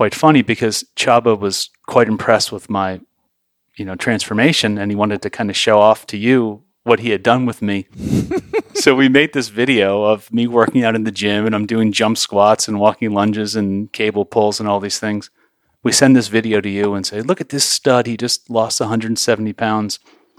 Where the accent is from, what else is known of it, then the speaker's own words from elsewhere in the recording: New York, United States; So I grew up in New York, and my first loves coming into this world were drumming and magic.